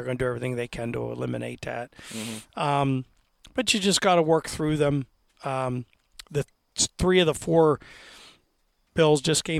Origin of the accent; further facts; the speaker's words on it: Altoona, Pennsylvania, United States; And then what they used to call the triangle, the Clearfield Center, they go fast, but I'm from Altoona, and by the third round, there's still tags left.